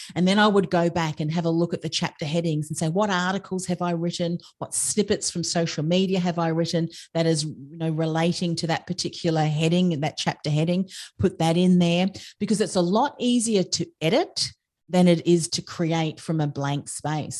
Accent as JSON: {"language": "English", "country": "Australia", "said": "I'm an Australian"}